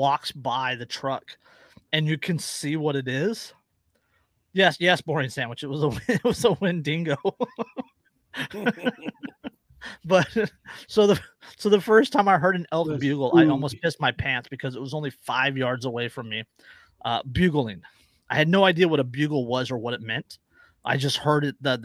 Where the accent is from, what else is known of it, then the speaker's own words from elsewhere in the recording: Antioch, California, United States; also born or lived in Del Norte County, California; I'm from the Bay Area, right? I've never lived anywhere else besides the Bay Area at this point. 18 years. Antioch at the time was like 135,000 people